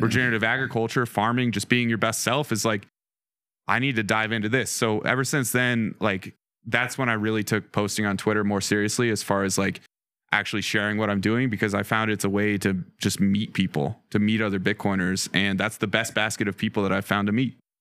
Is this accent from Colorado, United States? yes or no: yes; Western Colorado, United States; born or raised there; also born or lived in Denver